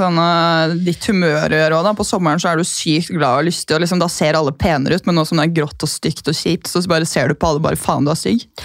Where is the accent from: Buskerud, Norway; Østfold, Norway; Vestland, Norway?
Buskerud, Norway; Gol; now in Oslo, Norway; Jeg er fra Gol, kjempelite sted ved Hemsedal